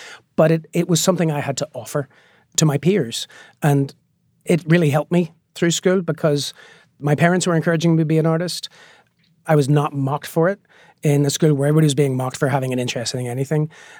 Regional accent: Northern Ireland, United Kingdom; growing up in Northern Ireland, we used to joke that we were bilingual because we could speak both Catholic and Protestant.

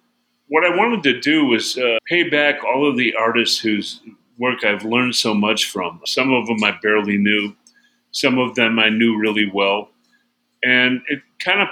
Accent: Chicago, Illinois, United States; I'm in my hometown. I'm in Chicago.

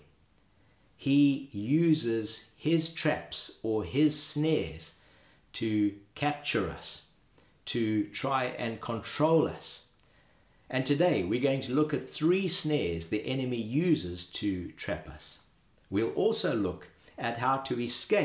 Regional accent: Zimbabwe; As a boy growing up in Zimbabwe

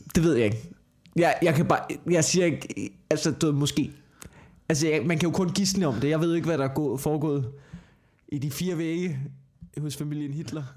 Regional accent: Copenhagen, Capital Region of Denmark, Denmark; accent: Copenhagen

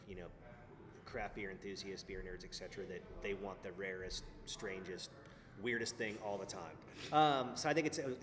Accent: Northwest Arkansas, United States; I was from Northwest Arkansas

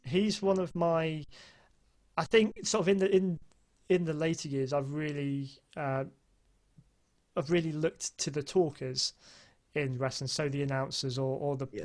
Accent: United Kingdom; being a Brit

